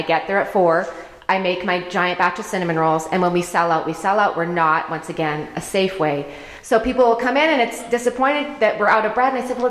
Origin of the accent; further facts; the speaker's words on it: Alberta, Canada; also born or lived in New Jersey; now in Colorado, United States; I grew up in Alberta, Canada. Mm-hmm. We lived out in New Jersey for a while.